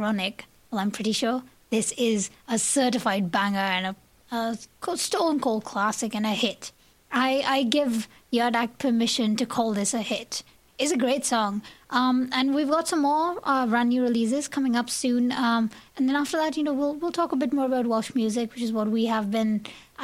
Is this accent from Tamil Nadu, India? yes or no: yes; Chennai, Tamil Nadu, India; moved away; Chennai in India, south of India, my hometown actually